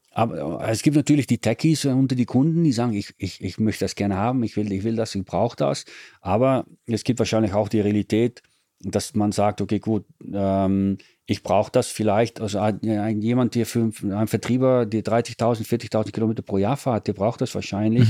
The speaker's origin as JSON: {"language": "German", "country": "Netherlands", "second_language": "German", "moved": "yes", "lives_now": "Italy", "said": "Bin Holländer."}